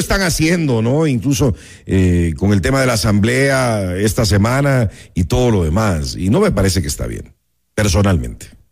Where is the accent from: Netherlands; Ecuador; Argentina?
Ecuador